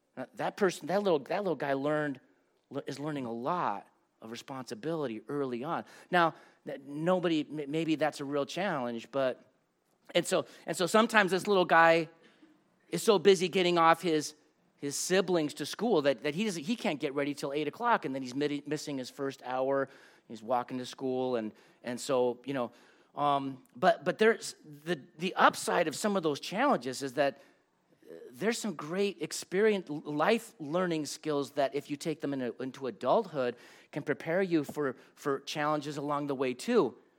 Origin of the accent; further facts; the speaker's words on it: Los Angeles, California, United States; I grew up in Los Angeles